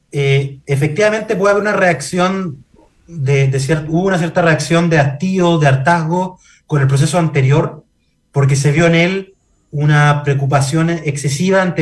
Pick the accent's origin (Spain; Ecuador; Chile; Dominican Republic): Chile; el peor lugar para eh, eh, resolver nuestras diferencias identitarias como chilenos y chilenas.